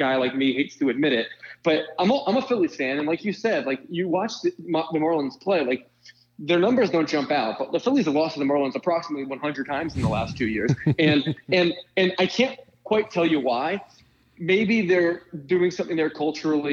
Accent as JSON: {"language": "English", "town": "Philadelphia", "region": "Pennsylvania", "country": "United States", "said": "I'm from Philadelphia, so I'm naturally extremely pessimistic."}